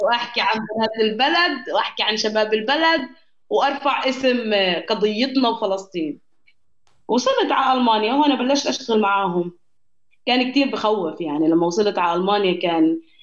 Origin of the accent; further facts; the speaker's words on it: Jenin, West Bank, Palestine; moved away as an adult; now in Berlin, Germany; انا انا انولدت في جنين جنين هاي في الضفه الغربيه في فلسطين